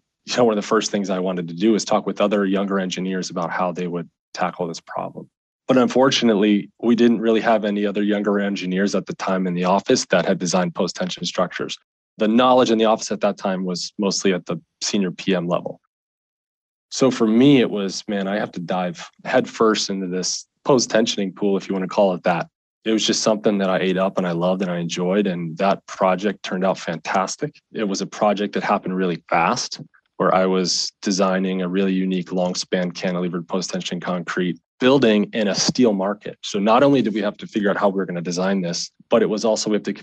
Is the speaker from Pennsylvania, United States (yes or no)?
yes; Pennsylvania, United States; moved away as an adult; my hometown in Pennsylvania.